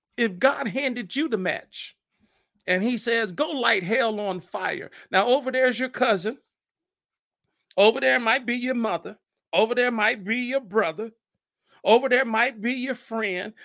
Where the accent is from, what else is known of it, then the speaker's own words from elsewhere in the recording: Fort Wayne, Indiana, United States; born in Fort Wayne, Indiana, shout out to my hometown